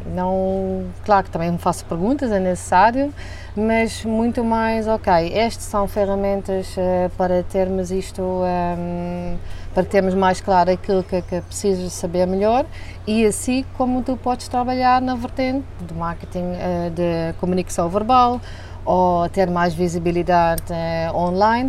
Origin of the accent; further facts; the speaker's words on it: southern Netherlands, Netherlands; Portuguese is a second language; moved away as an adult; now in Portugal; eu sou holandesa, Venho da, do sul da Holanda, foi onde também hum, cresci e, e, estudei